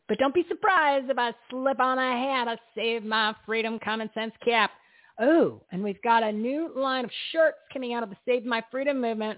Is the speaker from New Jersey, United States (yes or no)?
yes; New Jersey, United States; I'm from New Jersey